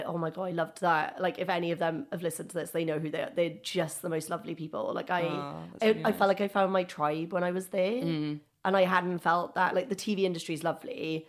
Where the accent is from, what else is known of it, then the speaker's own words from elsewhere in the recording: Wales, United Kingdom; now in London, United Kingdom; I love London. I'm from Wales originally. I don't know if anyone could tell from my accent.